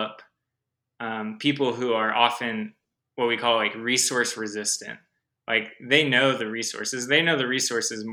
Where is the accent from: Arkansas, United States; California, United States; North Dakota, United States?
California, United States; Los Angeles; also born or lived in Humboldt County, California; I was actually born and raised in Los Angeles, California